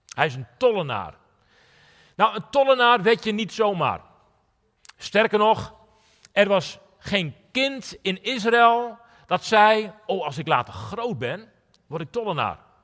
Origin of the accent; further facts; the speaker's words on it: Netherlands; now in Drachten, Netherlands; mijn verhaal is begonnen in een onbeduidend dorpje in Nederland